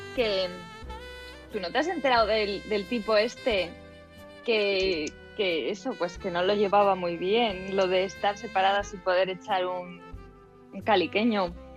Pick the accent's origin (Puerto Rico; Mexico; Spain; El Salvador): Spain; A Coruña, Galicia; Yo soy de Coruña